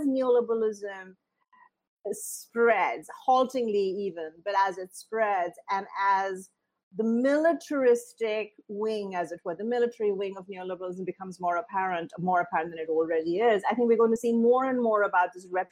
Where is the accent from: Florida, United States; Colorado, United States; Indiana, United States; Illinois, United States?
Indiana, United States; grew up in a town in Indiana where the KKK would gather on the steps of the courthouse every year